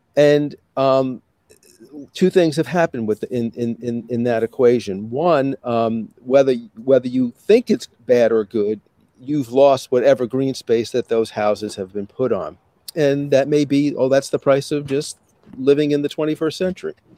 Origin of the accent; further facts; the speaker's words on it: New York City, New York, United States; now in Syracuse, United States; I grew up in Brooklyn.